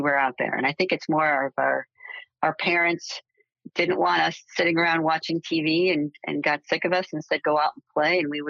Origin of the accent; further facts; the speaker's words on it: outside of Cleveland, Northeast Ohio, United States; I grew up in Northeast Ohio, outside of Cleveland.